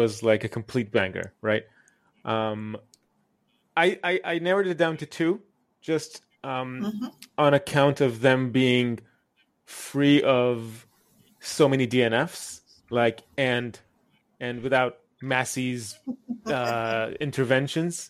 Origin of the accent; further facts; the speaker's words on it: Israel; I'm from Israel